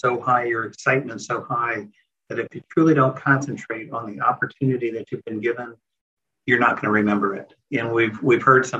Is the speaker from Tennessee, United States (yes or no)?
no; Central Florida, United States; I was raised in Central Florida